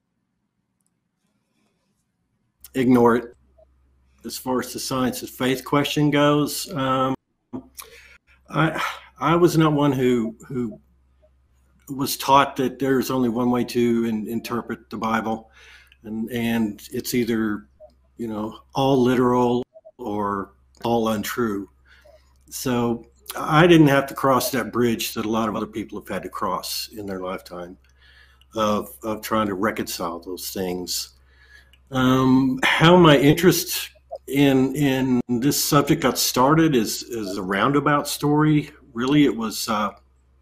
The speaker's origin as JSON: {"language": "English", "region": "Texas Panhandle", "country": "United States", "tie": "born or raised there", "said": "I grew up in the Texas Panhandle in in the Methodist church"}